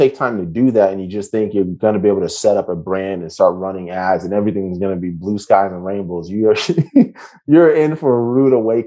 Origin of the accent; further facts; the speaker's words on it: United States; I'm an American